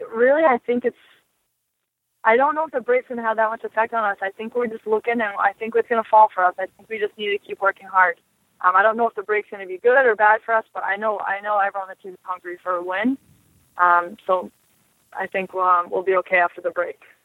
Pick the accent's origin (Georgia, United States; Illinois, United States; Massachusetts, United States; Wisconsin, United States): Massachusetts, United States; Boston; also born or lived in Buffalo; my hometown of Boston.